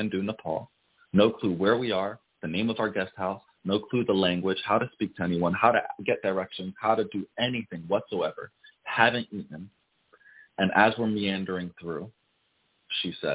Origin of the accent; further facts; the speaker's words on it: Passaic, New Jersey, United States; also born or lived in Paterson, New Jersey; I grew up in the hood. I'm from Passaic, New Jersey, Paterson, New Jersey.